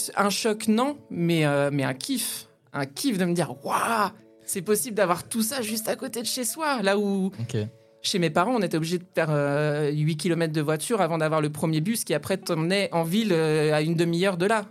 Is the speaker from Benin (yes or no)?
no; Aube countryside, near Troyes, Grand Est, France; moved away; also born or lived in Nancy; je suis née euh, pas très loin de Troyes. J'ai grandi dans la campagne auboise avec mon papa, ma maman, ma grande sœur